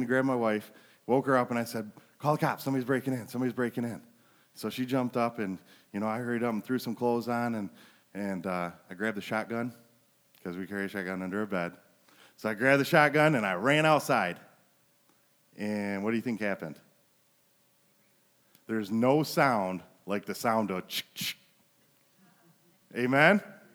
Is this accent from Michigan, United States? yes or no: yes; Flint, Michigan, United States; now in Montrose, United States; I was raised in Flint